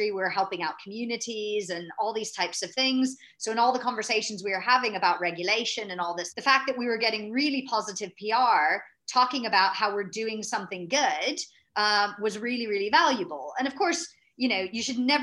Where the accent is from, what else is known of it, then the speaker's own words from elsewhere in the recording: United States; moved away as an adult; now in London, United Kingdom; I'm an American, but transplanted over to Europe. So I've actually spent most of my adult life in London